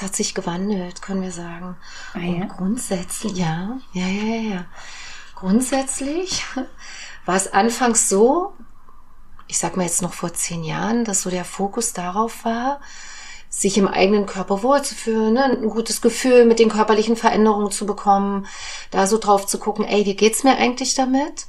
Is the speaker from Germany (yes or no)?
yes; Germany; ich komme ja aus der DDR